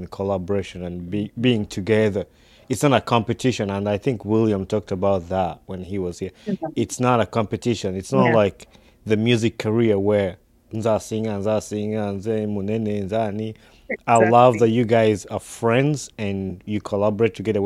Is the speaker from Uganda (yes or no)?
yes; Uganda; growing up in Uganda